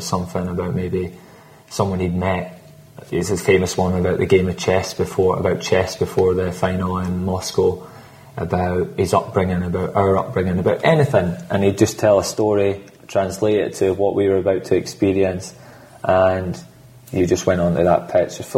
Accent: Scotland, United Kingdom; I'm Scottish

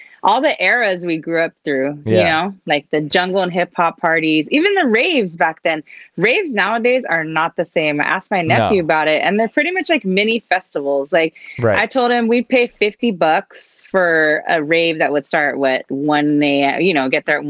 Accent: Alhambra, California, United States; I'm from the SGV, San Gabriel Valley. I live in Alhambra. I'm from Alhambra.

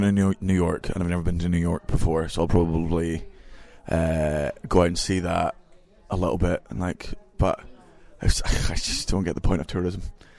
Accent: London, United Kingdom; born there; when I came down to London, I was born in London, but I didn't understand.

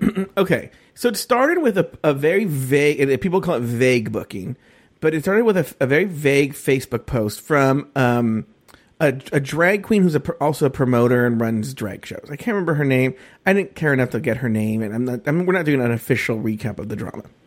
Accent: Los Angeles, California, United States; also born or lived in Orange County; I grew up in East L

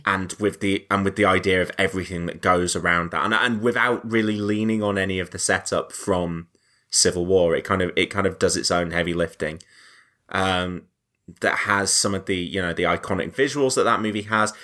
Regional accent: the north of England, United Kingdom; I'm from the north

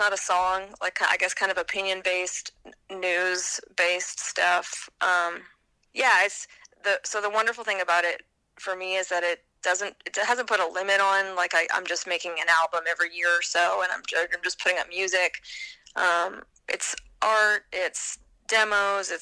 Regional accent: Vancouver, British Columbia, Canada; moved away as an adult; now in Alabama, United States; I moved back to my hometown of Vancouver

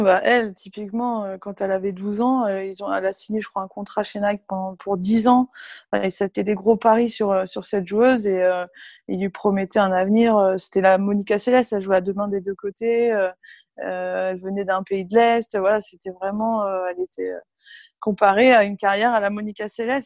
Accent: Berck-sur-Mer, Hauts-de-France, France; moved away; also born or lived in Cucq; mes parents jouaient un peu au tennis dans le club de la ville où on était dans le nord à l'époque, à Berck-sur-Mer. à côté de Cuxtella Trépied, où je suis juste née en fait, parce qu'il n'y avait pas de, de maternité à Berck, donc du coup, je suis née à Cuc, mais je n'ai jamais vécu là-bas

